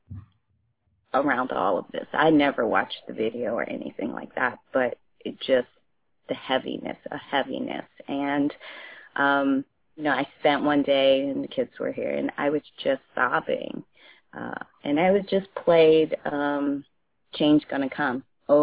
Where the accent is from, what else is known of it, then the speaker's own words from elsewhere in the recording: United States; also born or lived in Ghana; I am from Ghana, West Africa, and I grew up in this country, but my household was very British and very African.